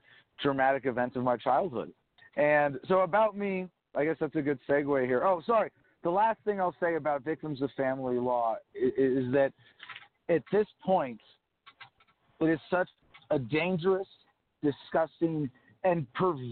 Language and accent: English; California, United States; I was born and raised mostly in California